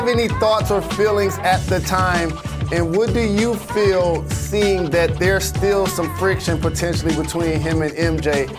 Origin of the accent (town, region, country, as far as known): Detroit, Michigan, United States; born or raised there